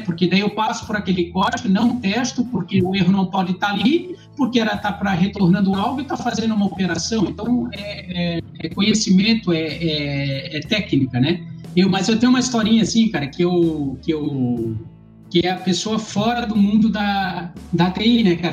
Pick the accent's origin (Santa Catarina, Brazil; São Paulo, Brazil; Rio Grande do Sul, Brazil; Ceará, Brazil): Santa Catarina, Brazil; Florianópolis; eu sou manezinho